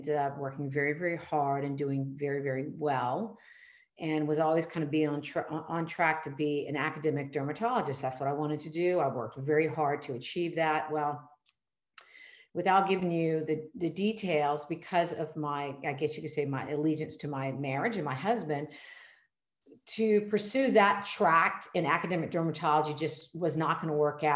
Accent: Charleston, South Carolina, United States; private family medicine practice here in my hometown of Charleston, South Carolina

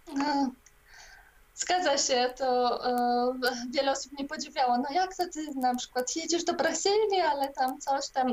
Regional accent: Poland; wyrosłam też częściowo w e, komunistycznej Polsce

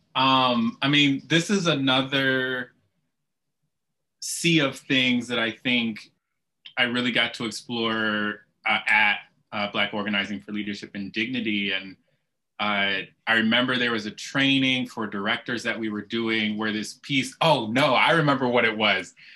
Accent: Kalamazoo, Michigan, United States; I grew up in Kalamazoo, Michigan

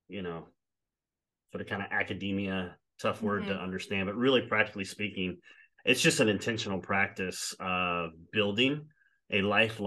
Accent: South Louisiana, United States; I did go to an all boys Catholic high school because I am from South Louisiana

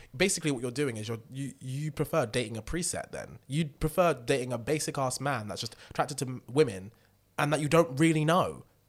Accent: United Kingdom; I am British

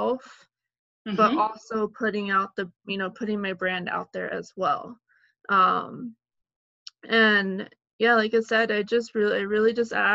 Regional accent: San Antonio, Texas, United States; I'm from San Antonio, Texas

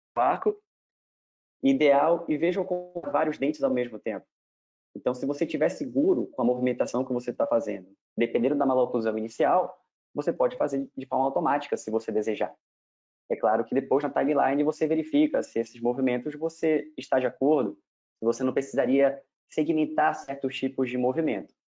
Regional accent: Belém, Pará, Brazil; moved away as an adult; also born or lived in Ribeirão Preto / Rio de Janeiro; eu sou de Belém, fiz a minha graduação em Belém

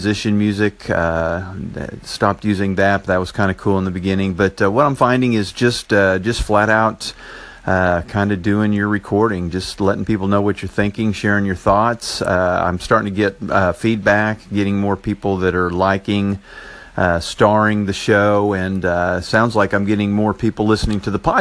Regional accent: Enid, Oklahoma, United States; accent: Oklahoma; from Enid, Oklahoma. I'm not sure if I have that Oklahoma accent

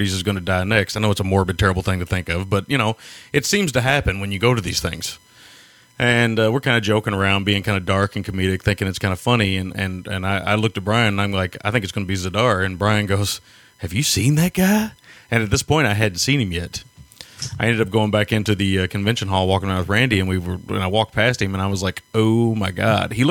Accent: Kentucky, United States; accent: Kentucky; my Kentucky accent

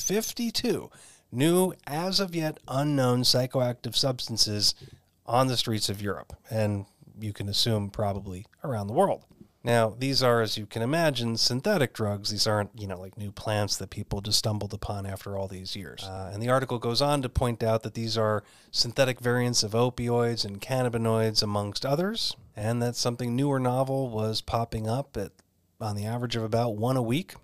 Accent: Phoenix, Arizona, United States; right here in my hometown of Phoenix, Arizona

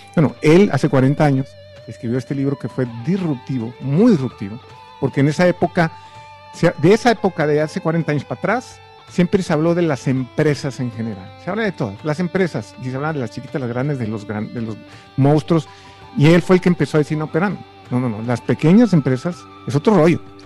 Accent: Tuxtla Gutiérrez, Chiapas, Mexico; also born or lived in Mexico City; tuga Tura Gutiérrez, que es donde yo me crié

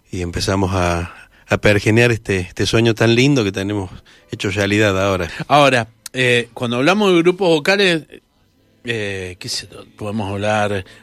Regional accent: Mendoza, Argentina; Mira, somos nacidos en Cuyo. Venimos todos de cuna muy, muy, muy cuyana, de, muchos guitarreros, nuestras familias, y hemos pasado por varias formaciones de, de, de acervo bien cuyano aquí en Mendoza.

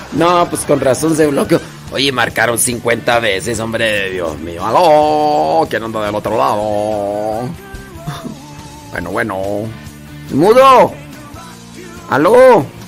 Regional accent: Acámbaro, Guanajuato, Mexico; now in United States; yo soy de ahí cerquita, bueno, nací en Acámbaro, Acámbaro, ahí está oh, cerquita de Celaya

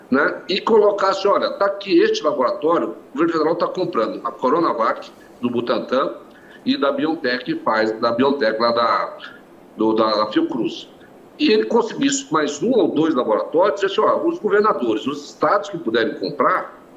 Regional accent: Brazil; eu também, como brasileiro, como governador, tenho as minhas opiniões

